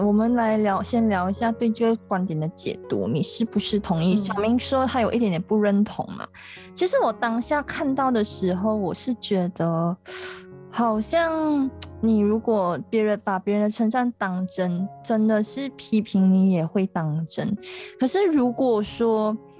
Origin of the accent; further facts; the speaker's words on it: Penang, Malaysia; 虽然我家乡是在冰城，但我家乡是在大三角那一带， 所以我比较少去冰岛